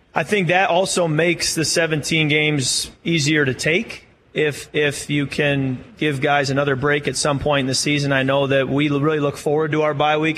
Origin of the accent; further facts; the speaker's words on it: Michigan, United States; moved away; my hometown in Michigan.